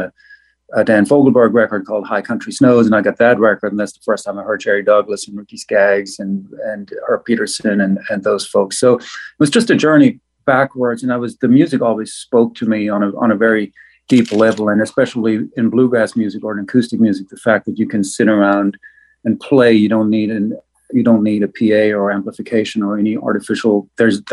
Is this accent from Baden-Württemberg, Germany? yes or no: yes; Black Forest, Baden-Württemberg, Germany; English is a second language; moved away as an adult; now in United States; I was born in the Black Forest of Germany and raised by wolves there